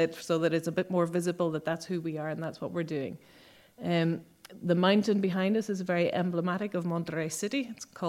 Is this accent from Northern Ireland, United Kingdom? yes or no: yes; Northern Ireland, United Kingdom; moved away; also born or lived in Mexico; I'm from Northern Ireland.